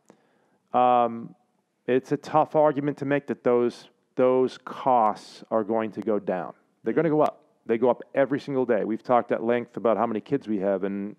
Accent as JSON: {"language": "English", "town": "South Portland", "region": "Maine", "country": "United States", "tie": "born or raised there", "said": "growing up in South Portland, Maine, holler, SoPo"}